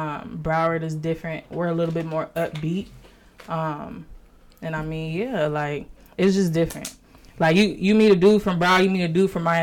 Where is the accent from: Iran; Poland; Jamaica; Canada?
Jamaica; I'm not. I'm Jamaican.